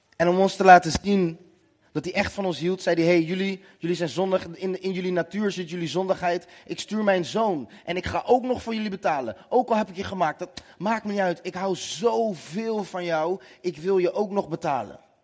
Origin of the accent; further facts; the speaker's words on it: Nootdorp, South Holland, Netherlands; Ik kom uit Noordorp, klein dorpje naast Den Haag.